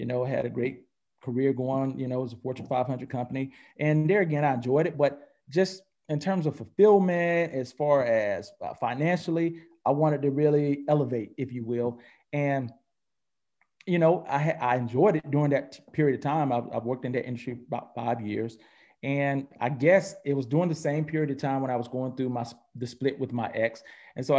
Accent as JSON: {"language": "English", "region": "North Carolina", "country": "United States", "tie": "born or raised there", "also_born_or_lived": "Atlanta", "said": "I'm originally born and raised in North Carolina. And I reside between Atlanta and North Carolina."}